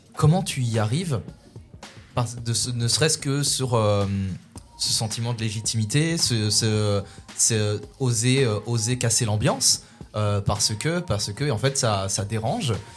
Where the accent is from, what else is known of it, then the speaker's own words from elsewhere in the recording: Louvain-la-Neuve, Wallonia, Belgium; j'ai grandi en Belgique et j'ai grandi à Louvain-la-Neuve